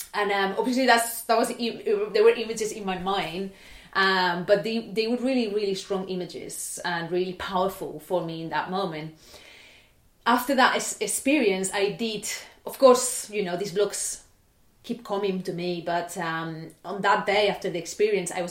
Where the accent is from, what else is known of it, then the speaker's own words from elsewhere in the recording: Barcelona, Catalonia, Spain; I was born in Barcelona in 1994